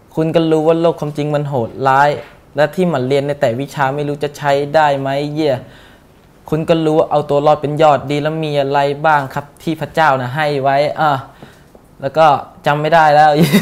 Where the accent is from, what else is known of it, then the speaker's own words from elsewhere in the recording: Bangkok, Thailand; ผมบอกมาคลองเตย